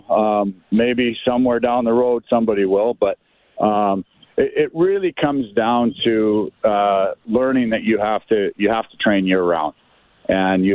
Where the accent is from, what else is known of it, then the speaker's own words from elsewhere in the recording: Canada; as a Canadian kid